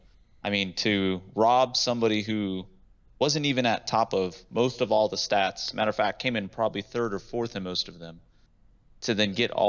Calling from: Austin, Texas, United States; I'm calling from Austin, Texas.

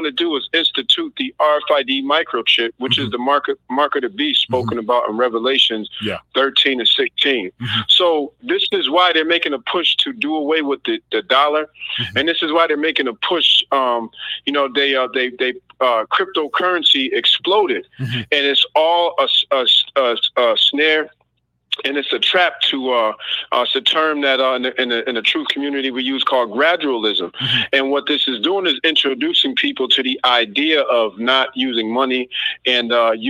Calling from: Massachusetts, United States; I'm calling from Massachusetts.

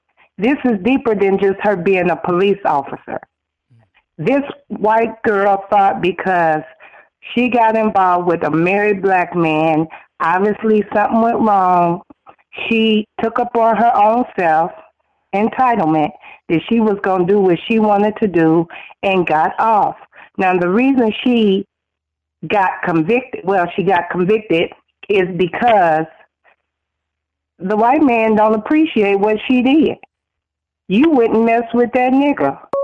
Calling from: Phoenix, Arizona, United States; calling from Phoenix, Arizona

